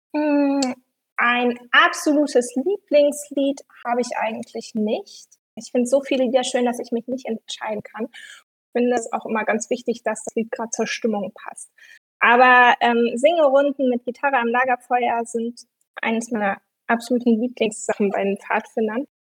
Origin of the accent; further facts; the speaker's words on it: Hanover, Lower Saxony, Germany; ich komme aus Hannover